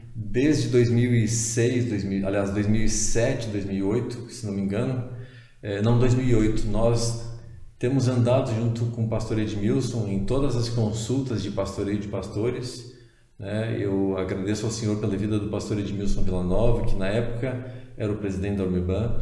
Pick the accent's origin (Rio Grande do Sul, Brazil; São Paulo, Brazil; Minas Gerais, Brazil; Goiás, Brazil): Rio Grande do Sul, Brazil; Porto Alegre; eu moro em Porto Alegre, no Rio Grande do Sul, nasci em Porto Alegre